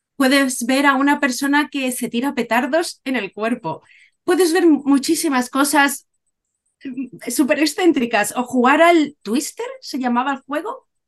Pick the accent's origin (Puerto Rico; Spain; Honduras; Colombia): Spain; Cádiz, Andalusia; moved away as an adult; also born or lived in Málaga / Valencia; now in Japan; soy de Cádiz, He vivido en Cádiz, Málaga, Valencia, ahora vivo en Japón desde hace nueve años